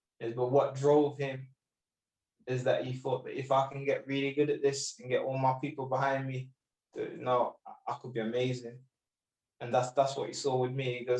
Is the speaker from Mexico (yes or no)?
no; United Kingdom; Although I do represent the British Sikh community, the Indian community, I am British, my home. I love Britain.